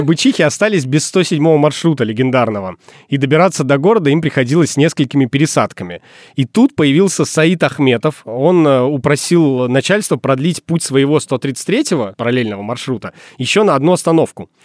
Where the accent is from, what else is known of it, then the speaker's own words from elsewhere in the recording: Murmansk, Murmansk Oblast, Russia; moved away; Когда я уже переехал из Мурманска